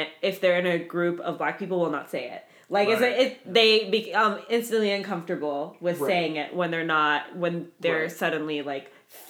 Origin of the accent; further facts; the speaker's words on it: Houston, Texas, United States; now in Austin, United States; I'm from Houston, and it's so diverse in Houston.